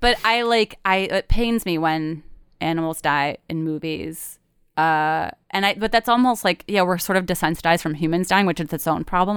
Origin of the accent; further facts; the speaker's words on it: Michigan, United States; moved away; also born or lived in Chicago / Brooklyn; I'm from Michigan